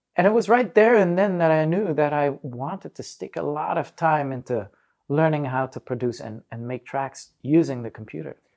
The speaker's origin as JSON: {"language": "English", "country": "Netherlands", "tie": "born or raised there", "also_born_or_lived": "Manila, Philippines / Africa", "said": "when I was four years old, we settled out in the Netherlands."}